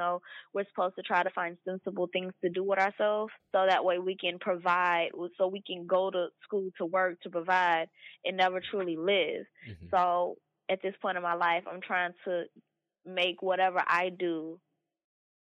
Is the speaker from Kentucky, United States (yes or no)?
yes; Louisville, Kentucky, United States; Was born and raised in Louisville, Kentucky